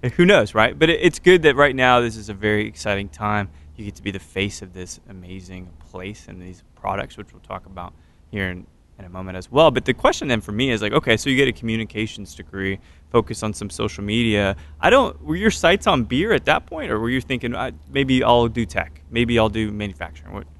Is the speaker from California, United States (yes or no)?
no; Katy, Texas, United States; I'm a Katy guy